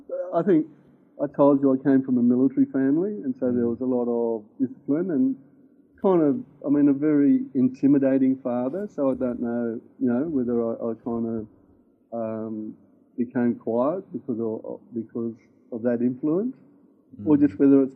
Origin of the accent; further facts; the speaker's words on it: Griffith, New South Wales, Australia; born there; I actually moved around a lot, both with my parents and with myself. I was born in Griffith in Australia